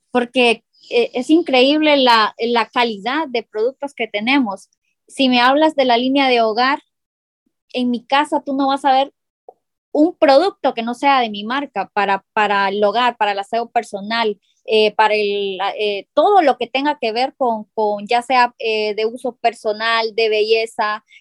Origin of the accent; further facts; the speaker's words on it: San Pedro Sula, Cortés, Honduras; nosotras somos de San Pedro Sula y, podemos pues eh, hacer el negocio de manera presencial, pero no podemos abarcar los 18 departamentos